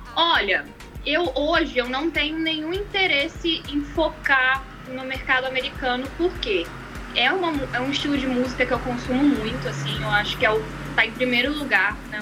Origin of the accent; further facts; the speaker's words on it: Brazil; Eu nasci no Brasil